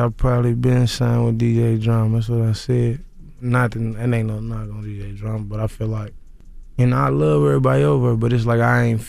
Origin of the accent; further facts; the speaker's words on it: Louisville, Kentucky, United States; I'm from Louisville, Kentucky.